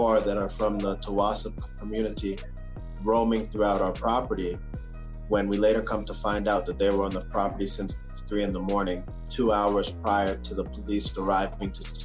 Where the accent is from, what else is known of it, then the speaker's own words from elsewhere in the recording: United States; moved away as an adult; also born or lived in Ecuador; I'm American